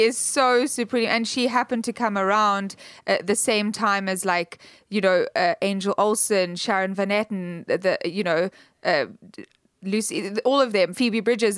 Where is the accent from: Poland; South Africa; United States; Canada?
South Africa; I'm South African